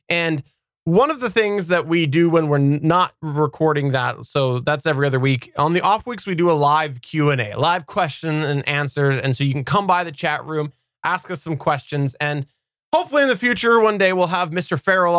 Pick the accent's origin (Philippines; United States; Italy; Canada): Canada; I'm Canadian.